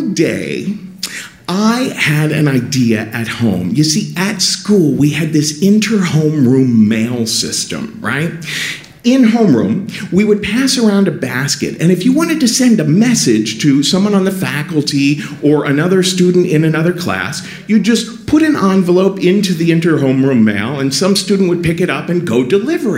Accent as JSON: {"language": "English", "town": "Cincinnati", "region": "Ohio", "country": "United States", "tie": "born or raised there", "said": "growing up in Cincinnati"}